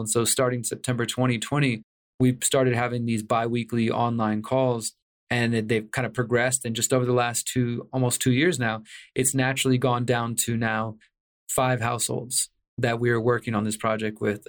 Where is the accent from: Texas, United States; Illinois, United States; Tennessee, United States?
Texas, United States; Houston; moved away as an adult; now in Mexico; I'm originally from Houston, Texas, and I moved to Mexico right at the start of all the COVID insanity, March twenty twenty